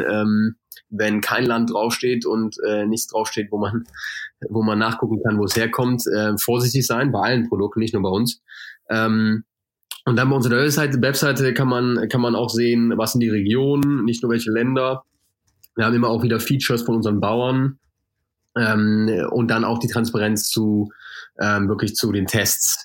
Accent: Germany; moved away; ich komme natürlich aus Deutschland, äh, sehr aus einem sehr fleischlastigen Haushalt

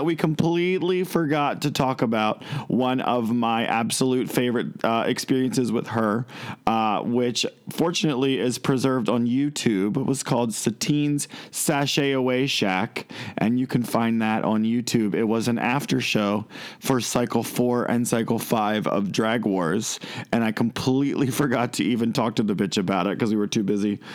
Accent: Westminster, Maryland, United States; born or raised there

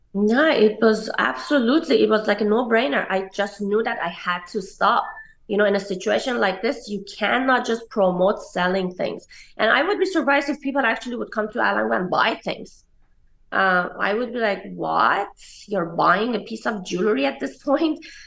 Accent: Tehran, Tehran Province, Iran; moved away as an adult; also born or lived in New York, United States; now in Los Angeles, United States; I was growing up in Iran.

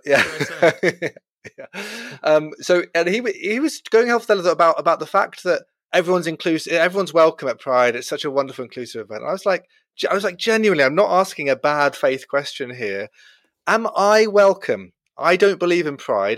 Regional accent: Brighton, South East England, United Kingdom; growing up in Brighton, the certainly the gay capital of England

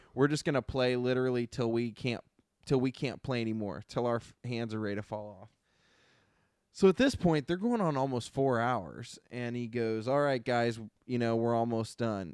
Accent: Ohio, United States; moved away; I grew up in Ohio

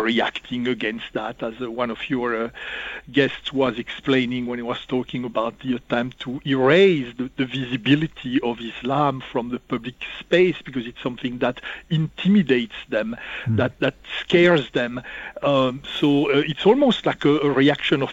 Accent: Burgundy, Bourgogne-Franche-Comté, France; I'm not really French. I'm Burgundian. I'm from Burgundy.

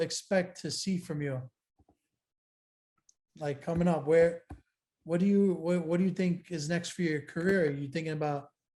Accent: United States; being an American

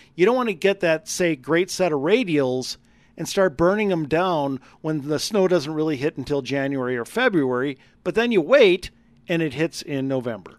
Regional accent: Wisconsin, United States; now in Colorado, United States; growing up in Wisconsin

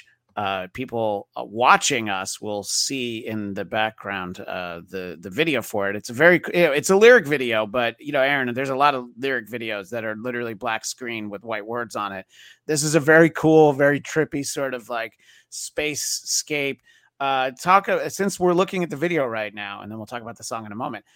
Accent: New York, United States; moved away as an adult; now in Los Angeles, United States; growing up in New York, and I've lived in LA for 20 years

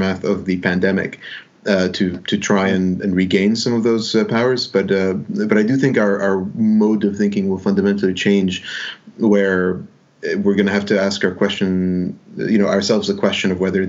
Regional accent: Dubai, United Arab Emirates; also born or lived in Alexandria, Egypt / Sharjah, United Arab Emirates; I grew up in Dubai

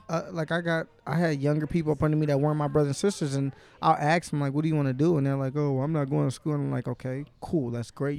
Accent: Inkster, Michigan, United States; I didn't grow up in Detroit. I'm not from Detroit. If I go out of town, I might rep Detroit just 'cause if I say, "Oh, I'm from Inkster, Michigan,"

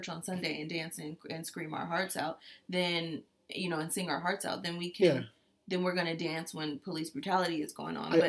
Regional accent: United States; as an American

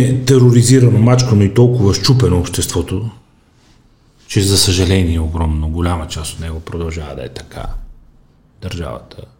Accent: Emona, Burgas Province, Bulgaria; съм израснал на Емона

